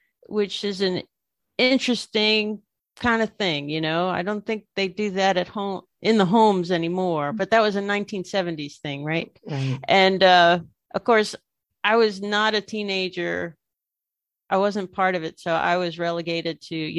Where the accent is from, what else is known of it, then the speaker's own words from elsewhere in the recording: Baton Rouge, Louisiana, United States; moved away as an adult; also born or lived in Boston, United States; now in Hiroshima, Japan; I come from East Baton Rouge Parish